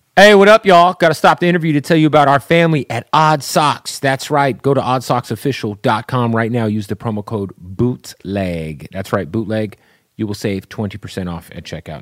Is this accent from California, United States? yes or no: no; Phoenix, Arizona, United States; I'm from Arizona